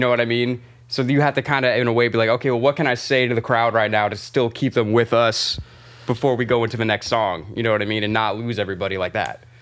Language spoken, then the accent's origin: English; by Tampa, Florida, United States; now in New York, United States; I'm, I'm from Florida